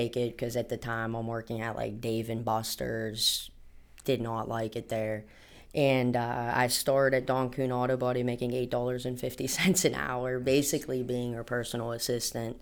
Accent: Penn Hills, Pennsylvania, United States; also born or lived in North Bessemer; Born and raised in Penn Hills. I'm actually from North Bessemer

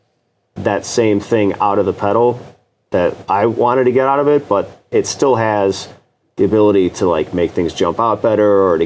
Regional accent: Chicago, Illinois, United States; I'm from Chicago

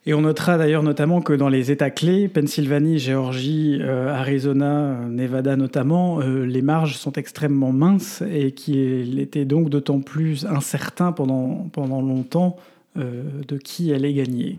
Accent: Belgium; chez nous en Belgique

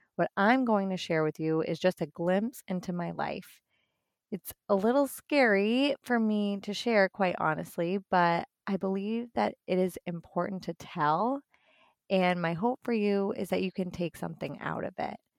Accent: Boston, Massachusetts, United States; moved away as an adult; now in northwest Indiana, United States; I'm originally from the Boston area

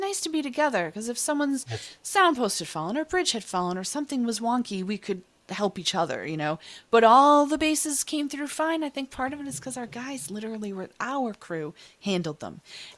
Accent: Boston, Massachusetts, United States; say it because I am a Bostonian.

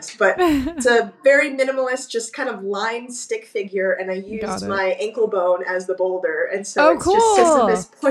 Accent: Burbank, California, United States; I grew up in Burbank.

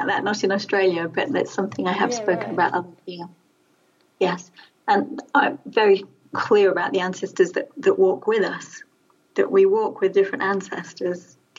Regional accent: London, United Kingdom; now in England; because I'm a Londoner. All my ancestry for the last 200 or 300 years comes from London.

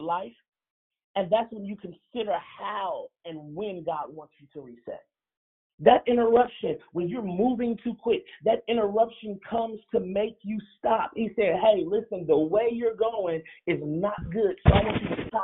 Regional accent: Chicago, Illinois, United States; moved away; Chicago, my hometown

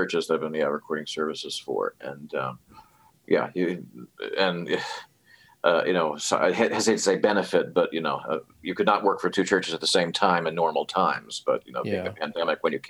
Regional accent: Hampstead, Maryland, United States; I grew up in it's called Hampstead, Maryland. It's kind of a suburb of Baltimore, and it's out in the country

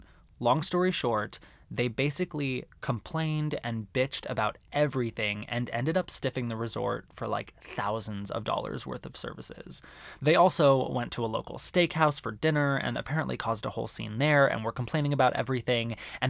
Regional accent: Arizona, United States; growing up in Arizona

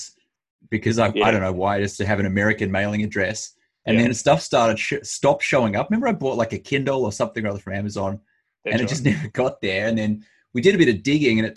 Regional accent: Australia; moved away; as an Australian

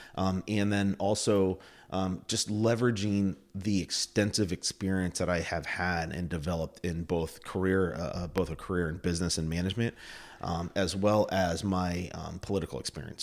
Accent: Plattsburgh, New York, United States; I grew up in Plattsburgh. Uh, my family moved here, um, in the early eighties, uh, when I was a kid. Uh, we were Air Force family, and, uh, I did all my schooling here.

